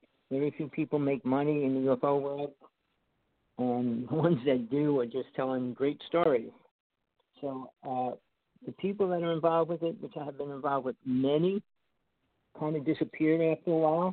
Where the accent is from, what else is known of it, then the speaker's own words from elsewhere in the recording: New Jersey, United States; I grew up in New Jersey